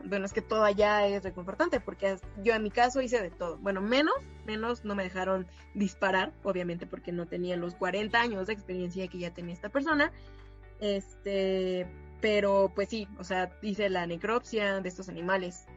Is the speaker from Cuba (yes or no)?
no; Mexico; como mexicana y dos como orgullosa universitaria de la FMBZ